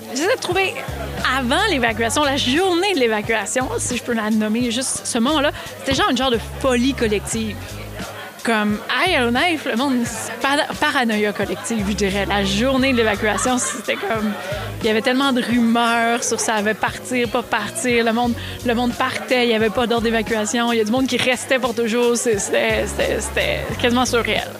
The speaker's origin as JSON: {"language": "French", "town": "Montreal", "region": "Quebec", "country": "Canada", "moved": "yes", "lives_now": "Yellowknife, Canada", "said": "je viens de Montréal aussi"}